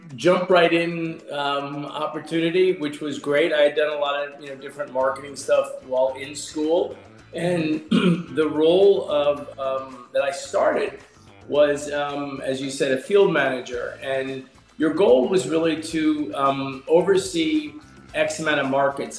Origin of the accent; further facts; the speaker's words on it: New York, United States; moved away as an adult; also born or lived in Culver City, California; I'm from New York